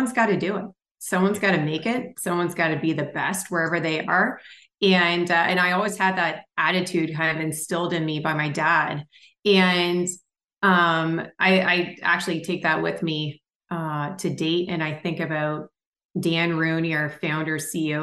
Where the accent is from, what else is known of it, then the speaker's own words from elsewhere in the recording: St. Andrews, New Brunswick, Canada; moved away as an adult; also born or lived in Toronto, Ontario; now in United States; I was born in Toronto, grew up in St. Andrews, New Brunswick